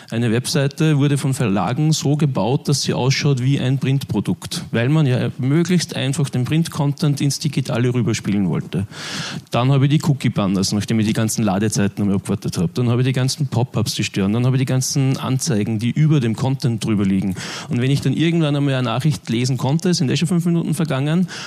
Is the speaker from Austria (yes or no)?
yes; Linz, Upper Austria, Austria; also born or lived in Vienna; ich komme aus Linz, habe Jahre, Jahrzehnte lang eigentlich auch in Wien gewohnt